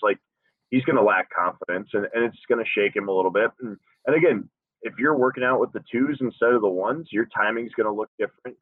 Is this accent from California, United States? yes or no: no; Des Moines, Iowa, United States; moved away; I, would rock shorts right now back in Des Moines